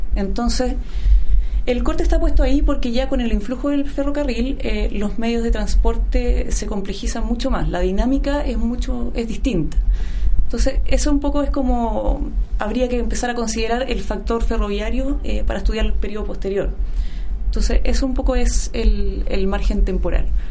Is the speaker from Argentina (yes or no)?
no; Chillán, Ñuble, Chile; yo soy no soy de Santiago, yo soy de Chillán